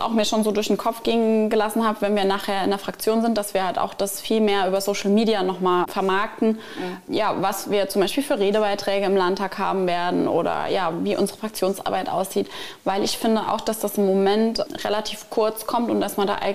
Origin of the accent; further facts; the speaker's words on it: Wolfersheim, Saarland, Germany; Also für mich persönlich ist es am schönsten in meinem Heimatort Wolfersheim.